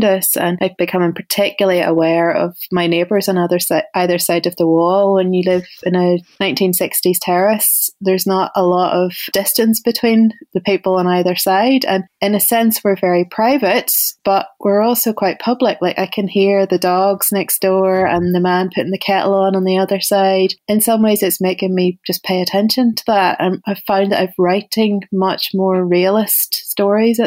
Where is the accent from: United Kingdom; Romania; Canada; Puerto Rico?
United Kingdom; Ballymena, Northern Ireland; moved away as an adult; also born or lived in United States; whenever you grew up in Ballymena in the 80s.